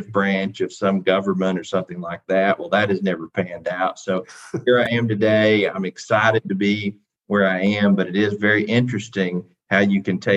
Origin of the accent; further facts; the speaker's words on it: Athens, Tennessee, United States; president of Tennessee Wesleyan here in my hometown of Athens